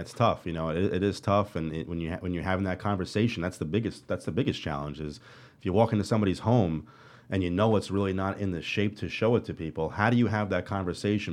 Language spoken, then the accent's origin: English; New York City, New York, United States; I'm, I'm born and raised here